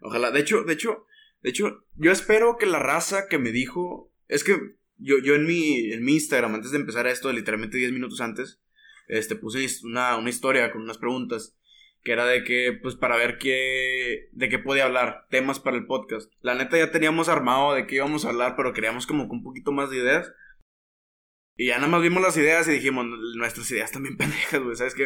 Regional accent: Monterrey, Nuevo León, Mexico; soy regio, ah, somos regios

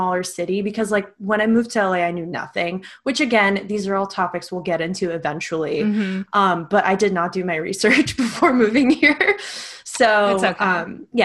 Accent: Istanbul, Turkey; moved away as an adult; also born or lived in Oregon, United States; now in United States; I am originally from Istanbul, Turkey. I'm half American. I was born in Oregon, but raised there, been in the States since 2010 when I came here for college.

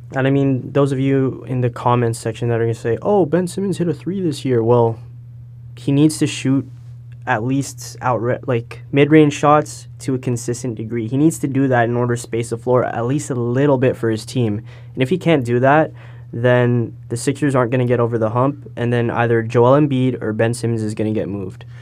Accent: Brampton, Ontario, Canada; also born or lived in Toronto; I'm from the Toronto area. I was born in Toronto, and I'm from Brampton

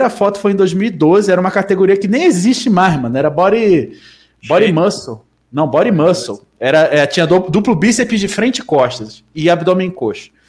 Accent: Rio de Janeiro, Brazil; Cara, eu vim dos confins de Rio de Janeiro.

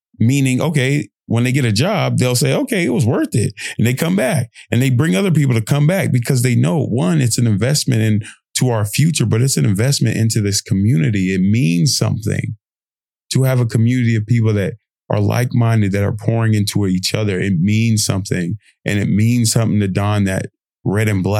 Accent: United Kingdom; accent: British; my lovely British accent.

